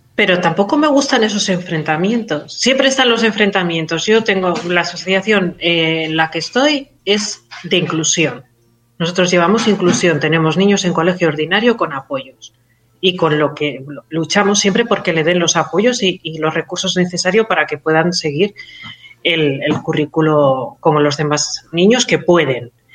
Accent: Catalonia, Spain; Soy, soy catalana

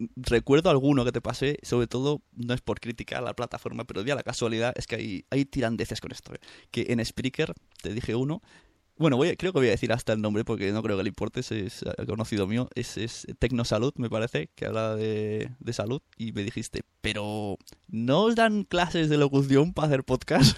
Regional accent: Santa Coloma de Gramenet, Catalonia, Spain; en el mismo pueblo que yo, en Santa Coloma

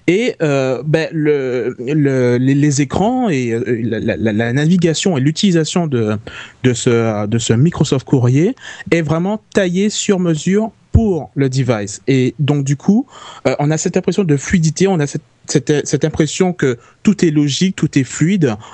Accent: French West Indies, France; accent: Antillean; now in Paris, France; ça, fait pratiquement dix ans {S2} que je suis à Paris et, euh, et j'ai toujours pas perdu mon accent antillais, quoi.

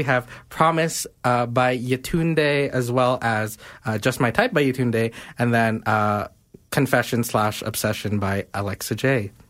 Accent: Montreal, Quebec, Canada; now in Calgary, Canada; I'm one of those French people. I'm from Montreal.

